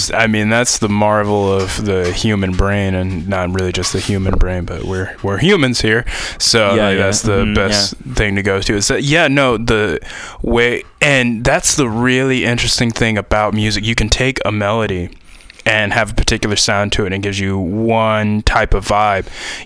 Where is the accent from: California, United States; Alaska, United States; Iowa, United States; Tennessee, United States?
Tennessee, United States; I mean, I'm from Tennessee. I went to school in the middle of nowhere, Ohio, probably one of the most beautiful campuses in the world.